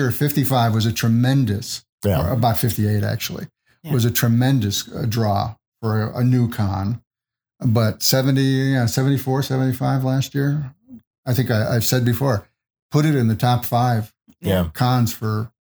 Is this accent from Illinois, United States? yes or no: yes; Chicago, Illinois, United States; moved away; I grew up in Chicago.